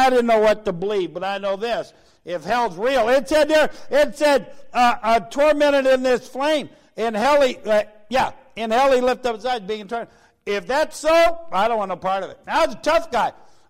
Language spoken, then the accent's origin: English; United States; I'm American.